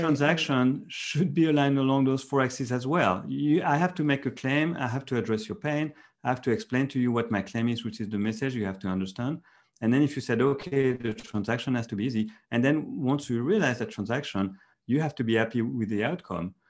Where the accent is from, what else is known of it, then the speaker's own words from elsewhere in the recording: France; moved away as an adult; now in Silicon Valley, United States; I'm from Europe, from France.